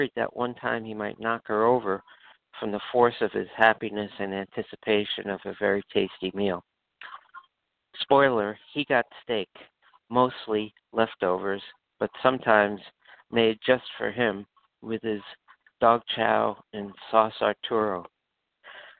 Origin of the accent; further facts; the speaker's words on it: New York, United States; growing up in New York in a big extended family in the 1960s and 70s